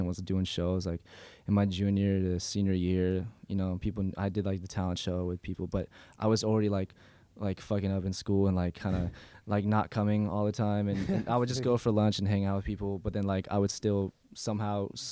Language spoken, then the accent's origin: English; San Diego, California, United States; also born or lived in Los Angeles; I moved here when I was 8 from L.A., but yeah, pretty much raised in San Diego.